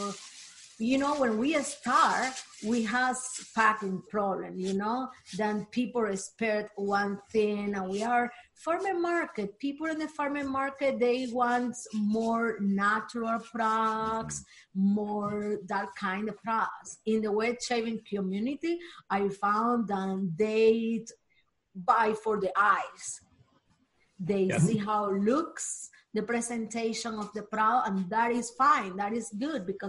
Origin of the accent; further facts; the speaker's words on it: Cuba; English is a second language; moved away; I am from Cuba, and I went to the college there for chemistry.